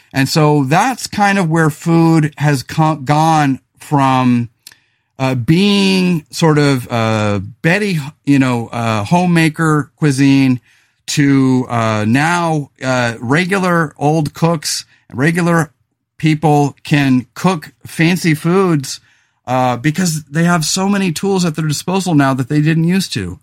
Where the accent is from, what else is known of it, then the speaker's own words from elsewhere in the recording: Central Coast of California, United States; also born or lived in Los Angeles; I moved back to my hometown of the Central Coast of California